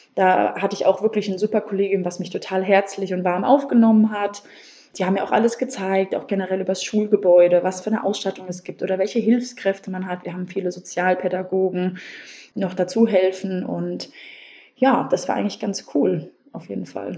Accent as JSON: {"language": "German", "town": "Wiesbaden", "region": "Hesse", "country": "Germany", "said": "Ich komme aus Wiesbaden"}